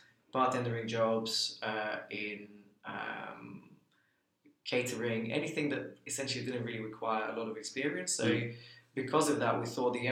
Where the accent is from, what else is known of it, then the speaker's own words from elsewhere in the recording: Bulgaria; now in United Kingdom; I come from Bulgaria originally. My father's an engineer, my mother's a pharmacist, very traditional East European background.